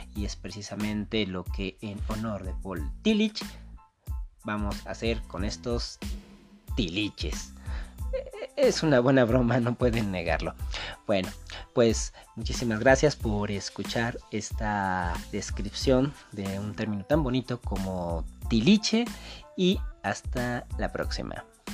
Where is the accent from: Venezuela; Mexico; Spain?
Mexico; nos caracteriza como mexicano